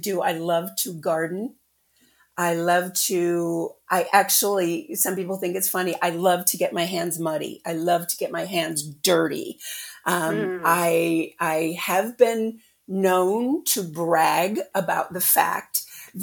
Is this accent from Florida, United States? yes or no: no; Illinois, United States; I'm from the Midwest, of course, Illinois.